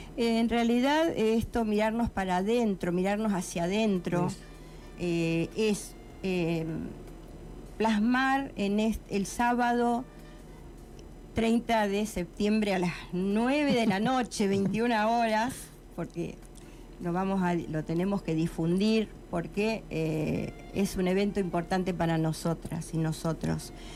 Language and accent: Spanish; Eduardo Castex, La Pampa, Argentina; Yo siempre canté desde niña. En mi escuela, en mi pueblo, Eduardo Castex, en la escuela primaria